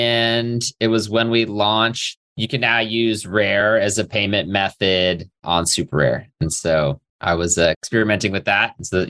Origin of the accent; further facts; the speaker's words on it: San Diego, California, United States; I grew up in San Diego.